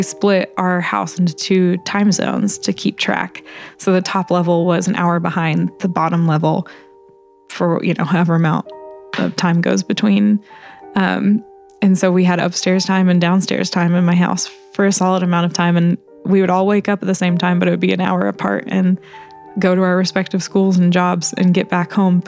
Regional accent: Indiana, United States; everybody knows everybody's business in my hometown

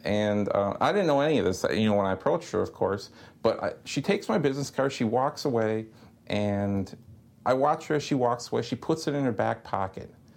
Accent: Fond du Lac, Wisconsin, United States; moved away; where I grew up in Fond du Lac, Wisconsin

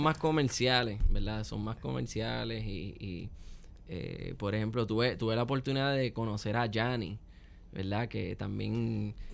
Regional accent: Puerto Rico; Con nuestra música y con nuestro instrumento nacional, el cuatro puertorriqueño.

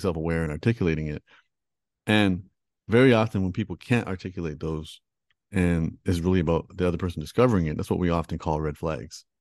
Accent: Toronto, Ontario, Canada; I was born and raised in Toronto

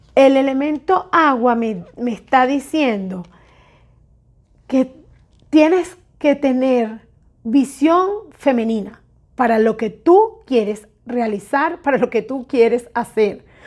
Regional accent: Venezuela; moved away; Salimos de Venezuela muchísimas personas

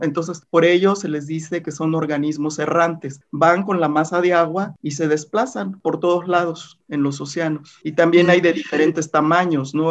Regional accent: Manzanillo, Colima, Mexico; yo nací en Manzanillo, Colima

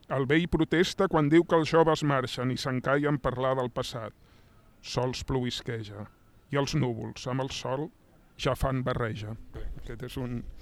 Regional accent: Catalonia, Spain; ens conforma com a, com a catalans.

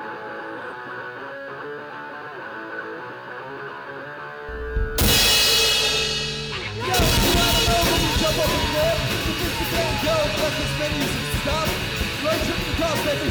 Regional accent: the Chesapeake, Maryland, United States; also born or lived in Baltimore / Denver / Hawaii / Los Angeles; growing up in the Chesapeake, the Maryland regional area

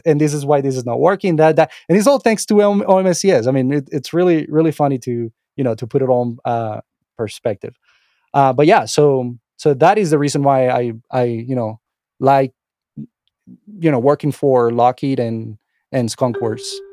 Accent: Venezuela; English is a second language; moved away as an adult; also born or lived in Miami, United States; now in United States; English is my second language. I'm not from here. Um, I was born and raised in, uh, Venezuela. I moved to the United States when I was about twenty-five years

